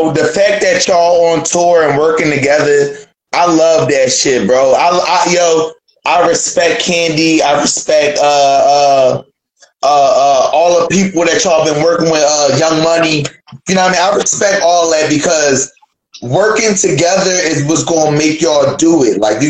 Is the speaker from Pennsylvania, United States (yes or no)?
yes; Philadelphia, Pennsylvania, United States; I'm from Philly. Feel me? Y'all really don't have to worry about being known in y'all city.